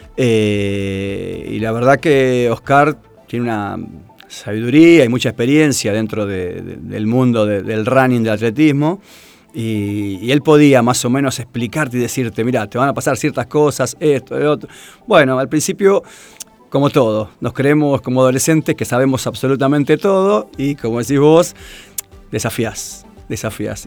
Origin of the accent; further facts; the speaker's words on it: Tigre, Buenos Aires Province, Argentina; nací en Tigre